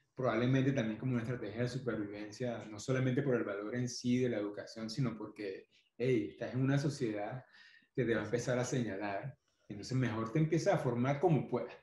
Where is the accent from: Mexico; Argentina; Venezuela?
Venezuela; Guarenas, Miranda; born or raised there; also born or lived in Caracas / Tapipa, Barlovento